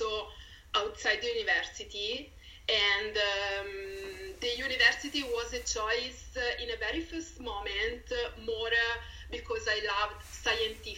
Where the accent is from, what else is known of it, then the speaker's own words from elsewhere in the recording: Pisa, Tuscany, Italy; English is a second language; moved away as an adult; now in Dublin, Ireland; I'm from Tuscany, Pisa exactly